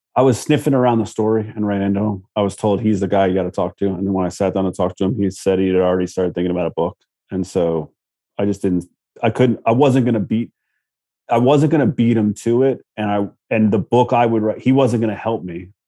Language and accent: English; Virginia Beach, Virginia, United States; I knew Virginia Beach. I was from Virginia Beach